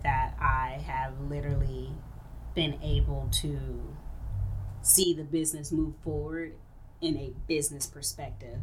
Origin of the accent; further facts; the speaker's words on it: Wichita, Kansas, United States; now in Phoenix, United States; I grew up in Wichita, Kansas, which was um, in like a little project area.